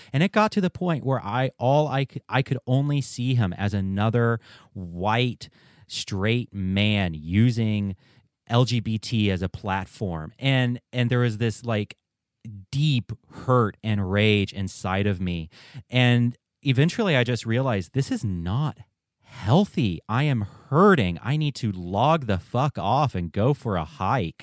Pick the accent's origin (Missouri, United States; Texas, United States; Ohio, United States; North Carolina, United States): North Carolina, United States; Western; growing up in Western North Carolina